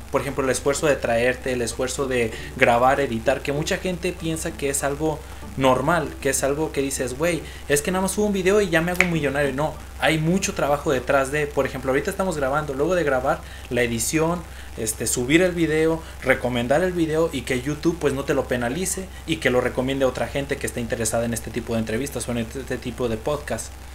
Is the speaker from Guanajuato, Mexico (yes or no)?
yes; León, Guanajuato, Mexico; los dos somos de León, Guanajuato